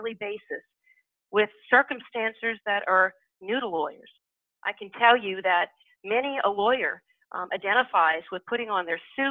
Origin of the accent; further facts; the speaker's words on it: New Orleans, Louisiana, United States; I'm born and raised in New Orleans